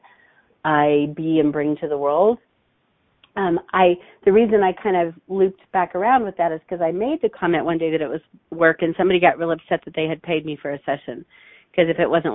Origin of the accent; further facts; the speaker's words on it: Hutchinson, Kansas, United States; also born or lived in Wichita, Kansas; I was raised in a small town called Hutchinson